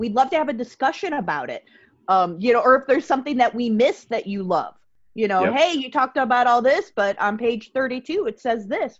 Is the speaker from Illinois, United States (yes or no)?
yes; Chicago, Illinois, United States; I grew up in the Chicagoland area.